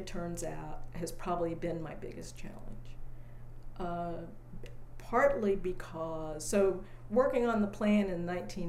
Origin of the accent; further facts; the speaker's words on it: Austin, Texas, United States; well, where are you from? I said, well, I live in Austin. I live on West 9th Street. And they said, no, that's not what we asked. We said, where are your people from? So then I say, well, I grew up there.